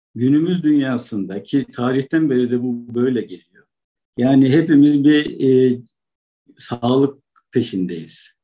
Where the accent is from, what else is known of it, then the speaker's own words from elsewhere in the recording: Amasya, Turkey; moved away as an adult; also born or lived in Konya; now in China; Aslen Amasyalıyım.